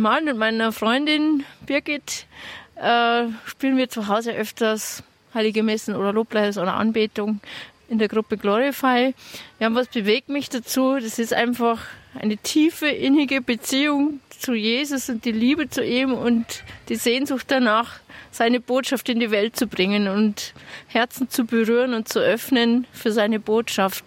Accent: near Altötting, Bavaria, Germany; Ich komme aus der Nähe von Altötting

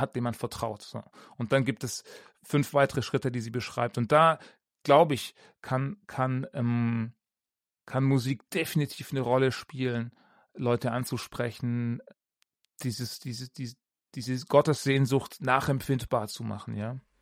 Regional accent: Ravensburg, Baden-Württemberg, Germany; moved away as an adult; also born or lived in Augsburg; ich bin in Ravensburg aufgewachsen

